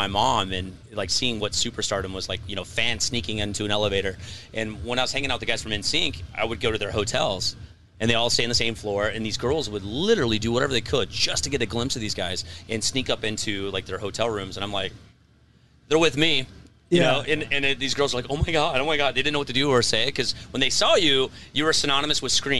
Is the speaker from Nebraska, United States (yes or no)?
yes; Nebraska, United States; moved away; also born or lived in New York; I grew up in Nebraska, so I grew up country kid. And then, of course, I liked hip-hop because I was a white kid from the Midwest.